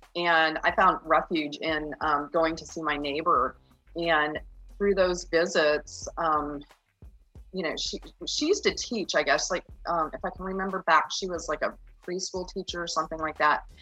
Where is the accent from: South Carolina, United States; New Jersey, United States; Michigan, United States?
Michigan, United States; Union; moved away as an adult; also born or lived in Indiana / Texas / New Mexico; I grew up in Union, Michigan, a very tiny, tiny little town